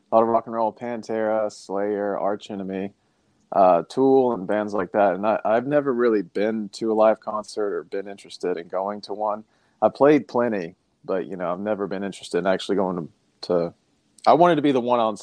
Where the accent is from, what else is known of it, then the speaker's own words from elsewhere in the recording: Berea, Kentucky, United States; We grew up in the same town. I'm from Berea as well